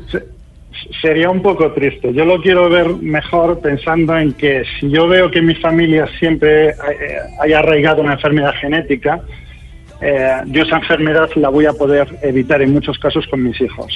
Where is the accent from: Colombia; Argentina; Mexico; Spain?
Spain; Yo mismo soy español